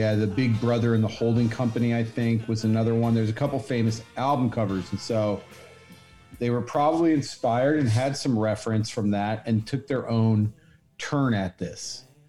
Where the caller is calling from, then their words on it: Long Island City, New York, United States; I'm zooming in from Long Island City, New York.